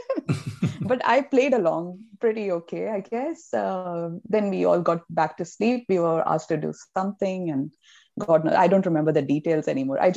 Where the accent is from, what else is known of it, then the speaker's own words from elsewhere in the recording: Mumbai, Maharashtra, India; I came from Bombay. It's really crowded and there's no space and humid and whatever, polluted